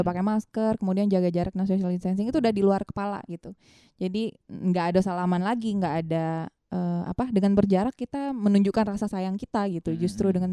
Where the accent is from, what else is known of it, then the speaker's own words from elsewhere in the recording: Bali, Indonesia; kita sebagai orang Bali kan juga uh, apa uh, perlu untuk apa hal-hal yang seperti itu